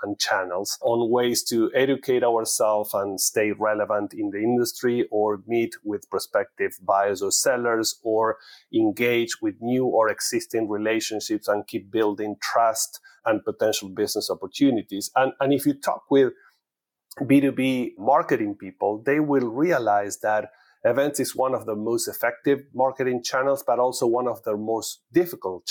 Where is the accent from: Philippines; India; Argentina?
Argentina; moved away as an adult; now in United States; I'm originally from Argentina, from an Italian family, and living in US for almost 20 years